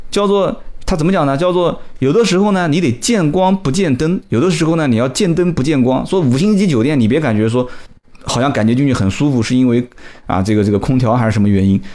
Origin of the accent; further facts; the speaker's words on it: Nanjing, Jiangsu, China; 我们南京话讲叫小杆子